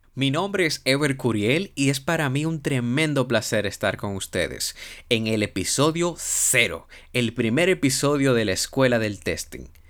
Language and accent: Spanish; Dominican Republic; Soy un profesional dominicano